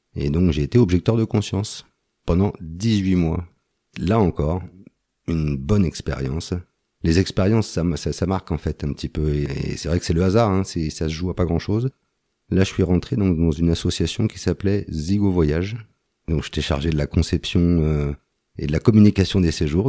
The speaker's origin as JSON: {"language": "French", "town": "Antony", "region": "Île-de-France", "country": "France", "tie": "born or raised there", "moved": "as an adult", "lives_now": "Isère, France", "said": "j'ai grandi de 0 à 22 ans, j'étais à Antony"}